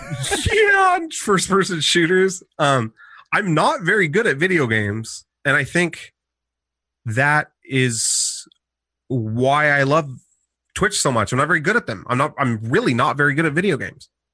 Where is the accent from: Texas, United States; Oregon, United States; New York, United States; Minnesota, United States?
Oregon, United States; Portland; also born or lived in Eugene; I'm from Portland